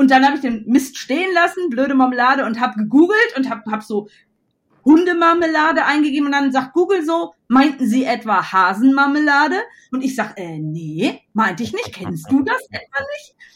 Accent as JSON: {"language": "German", "region": "North Rhine-Westphalia", "country": "Germany", "said": "ich komme ja aus Westfalen ursprünglich"}